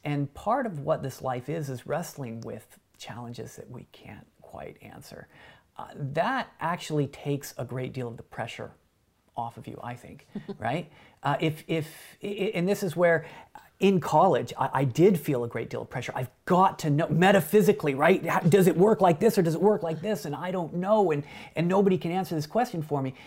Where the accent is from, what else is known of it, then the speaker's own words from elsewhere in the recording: Wyoming, United States; where I grew up in Wyoming